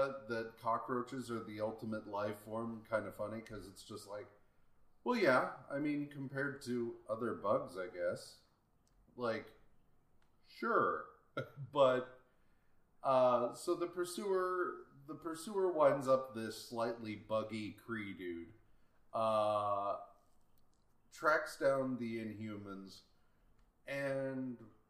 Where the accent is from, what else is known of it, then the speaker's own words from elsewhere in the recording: United Kingdom; I've got cucumber sandwiches, guys. I'm British. I always have cucumber sandwiches.